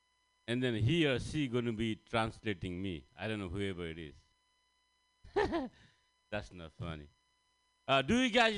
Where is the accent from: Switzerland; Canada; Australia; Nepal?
Nepal; English is a second language; guys. I'm from Nepal. Thank you. I'm here to learn some American English.